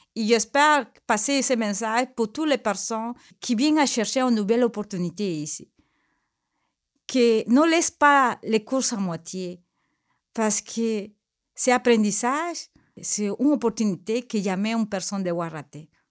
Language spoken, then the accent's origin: French; Peru; French is a second language; moved away as an adult; now in Quebec, Canada; je viens de Pérou, j'ai viens de, mon pays avec mes deux enfants depuis de 15 ans